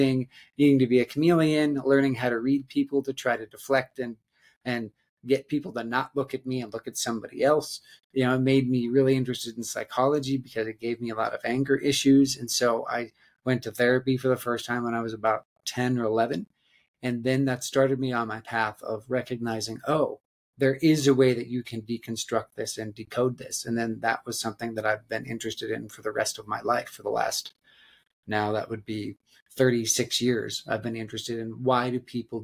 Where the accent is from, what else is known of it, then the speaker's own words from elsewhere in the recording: Black Hills of South Dakota, United States; I grew up in the Black Hills of South Dakota